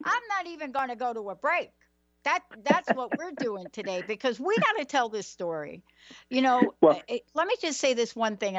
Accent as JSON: {"language": "English", "region": "New York", "country": "United States", "said": "I'm from New York."}